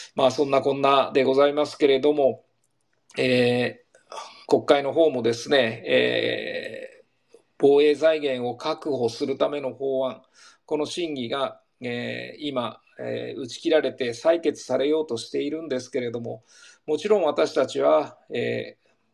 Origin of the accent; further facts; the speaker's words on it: Niseko, Hokkaido, Japan; 周囲を野山に囲まれたニセコで生まれ育った私だが